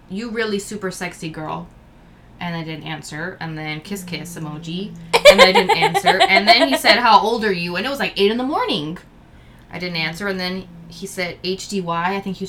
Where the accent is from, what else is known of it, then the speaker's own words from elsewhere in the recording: East Coast, United States; I'm from the East Coast.